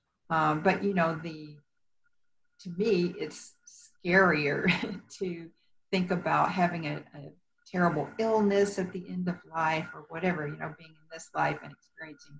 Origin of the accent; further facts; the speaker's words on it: Texas, United States; accent: Texas; moved away as an adult; also born or lived in Houston, Texas; now in Colorado, United States; I'm originally from Texas